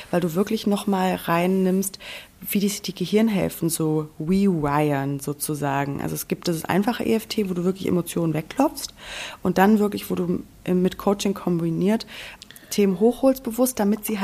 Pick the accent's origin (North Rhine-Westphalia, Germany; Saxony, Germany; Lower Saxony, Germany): North Rhine-Westphalia, Germany; ich komme aus dem Sauerland. Du weißt ja, ich komme vom Dorf.